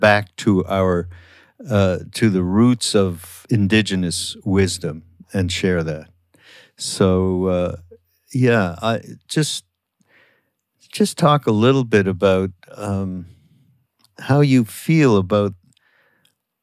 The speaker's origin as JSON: {"language": "English", "country": "Canada", "said": "my country, my home country, Canada"}